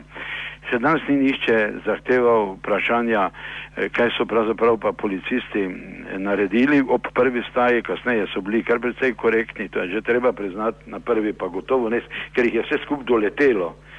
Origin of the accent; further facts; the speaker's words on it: Maribor, Slovenia; smo Mariborčani